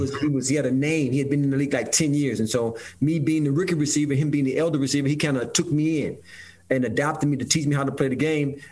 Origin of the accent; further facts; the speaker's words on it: Detroit, Michigan, United States; growing up uh, in Detroit, Michigan, I grew up right in Detroit, brother Mike, uh, on the east side of Detroit